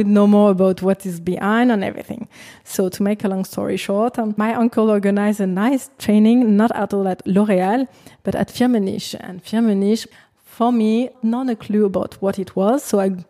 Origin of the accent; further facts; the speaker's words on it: Versailles, Île-de-France, France; English is a second language; moved away as an adult; also born or lived in Garches / Paris; now in Berlin, Germany; I'm from Versailles, enfin, Garches, Versailles, actually. I was born in Versailles.